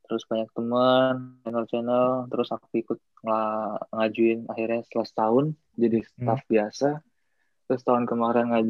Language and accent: Indonesian; Indonesia; jadi aku orang Indo sendiri, yang lainnya orang-orang dari negara lain.